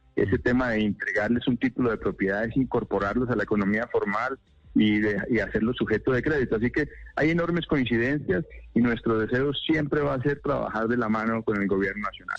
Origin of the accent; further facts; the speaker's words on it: Huila, Colombia; yo soy huilense